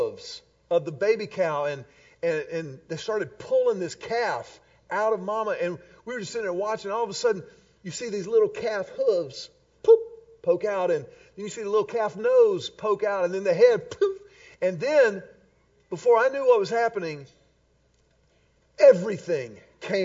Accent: Houston, Texas, United States; When I was a kid growing up in Houston, Texas

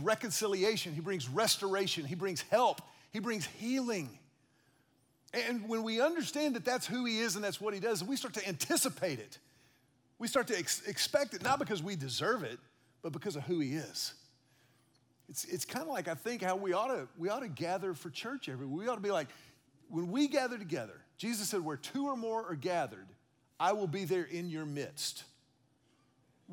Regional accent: Houston, Texas, United States; I was a kid growing up in Houston

